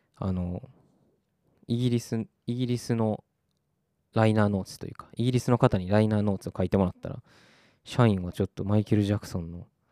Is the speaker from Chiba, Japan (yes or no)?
no; Takarazuka, Hyogo, Japan; moved away as an adult; also born or lived in United Kingdom; 私出身が宝塚